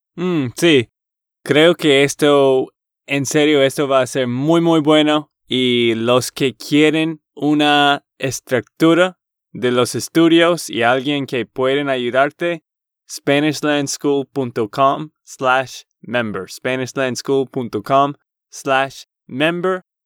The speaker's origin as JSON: {"language": "Spanish", "region": "Texas", "country": "United States", "said": "de Texas, Estados Unidos"}